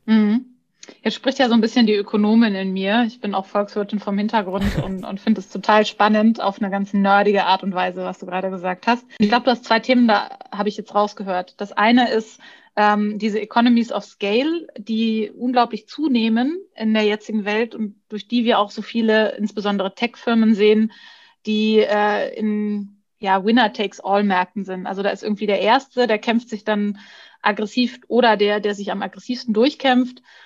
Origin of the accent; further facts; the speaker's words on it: Bavaria, Germany; ich bin äh, ich bin Bayerin